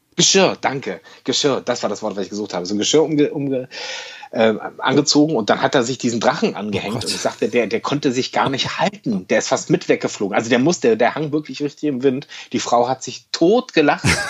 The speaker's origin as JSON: {"language": "German", "region": "Berlin", "country": "Germany", "said": "Für mich als Berliner"}